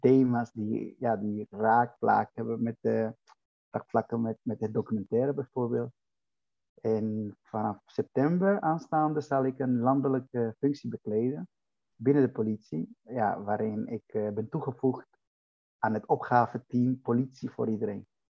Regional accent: Dominican Republic; now in Netherlands; Ik kom oorspronkelijk uit de Dominicaanse Republiek

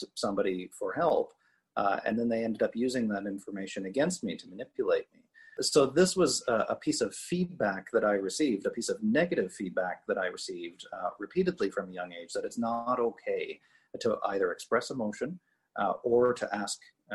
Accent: Cape Breton, Nova Scotia, Canada; I grew up in Cape Breton, Nova Scotia, small town kind of mentality

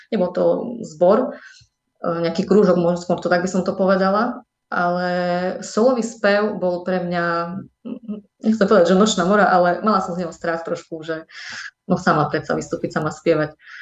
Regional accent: Medzilaborce, Prešov Region, Slovakia; moved away; also born or lived in Humenné; Potom sa odsťahovali rodičia do Medzilaboriec. No a v som strávila celé svoje detstvo, mm, chodila som tam aj na strednú školu

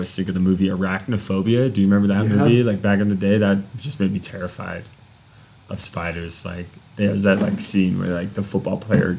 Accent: Las Vegas, Nevada, United States; moved away; also born or lived in Pacific Northwest; growing up in Vegas

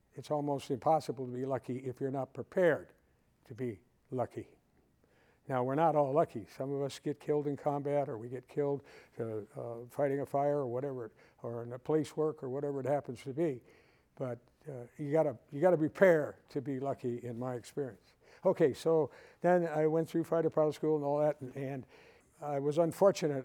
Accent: Waukegan, Illinois, United States; moved away as an adult; I was born and raised in Waukegan, Illinois, just about 30 miles north of here

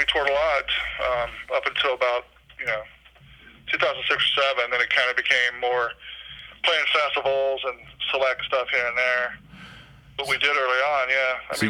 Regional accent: Brandon, Florida, United States; born or raised there; also born or lived in Palatka, Florida

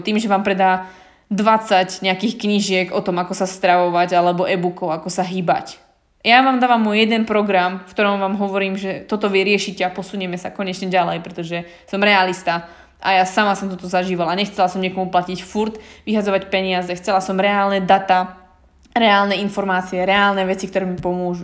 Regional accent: Slovakia; moved away; mohla som zostať v malom meste na Slovensku

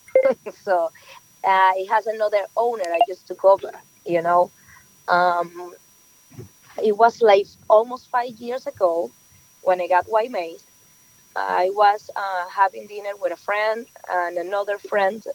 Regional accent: Venezuela; English is a second language; moved away as an adult; now in New York, United States; I'm just from Venezuela. Yes, I born and raised over there. I just moved to New York like 7 years ago

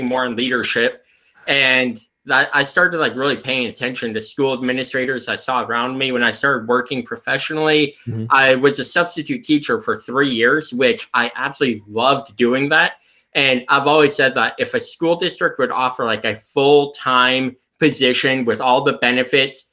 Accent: Central Illinois, United States; moved away as an adult; now in Freeport, United States; I grew up in Central Illinois and pretty much lived in Central Illinois my entire life until the job I got now up in Northwestern Illinois

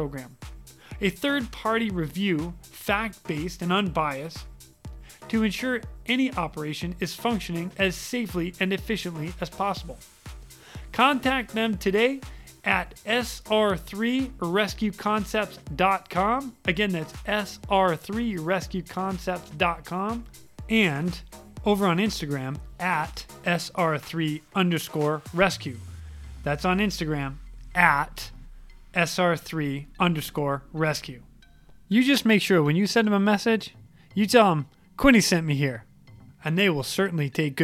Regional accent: central Massachusetts, United States; We grew up in Massachusetts together, but we never knew each other because you're from real Boston and I'm from like central Mass

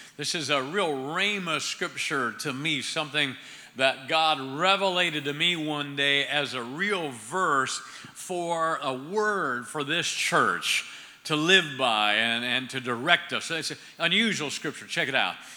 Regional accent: Ohio, United States; moved away; I'm originally from Ohio

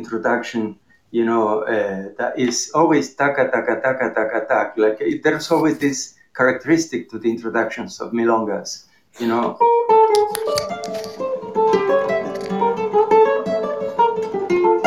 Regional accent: Argentina; moved away as an adult; now in United States; I grew up playing tango in Argentina.

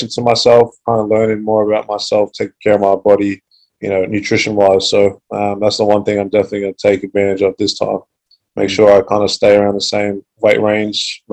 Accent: Australia; also born or lived in Calgary, Canada; Moved to Australia at the age of 6

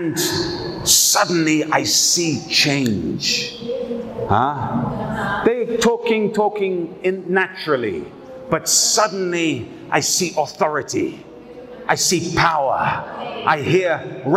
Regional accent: United Kingdom; I'm a British guy.

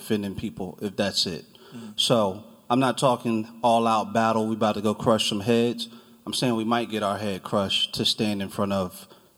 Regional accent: New Jersey, United States; now in Charlottesville, United States; I'm from New Jersey

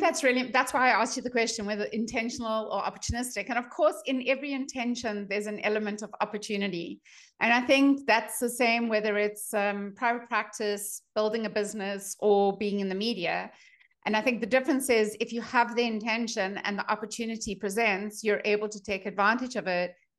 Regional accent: South Africa; moved away as an adult; also born or lived in Boulder, Colorado; now in United States; I'm a dietitian from South Africa

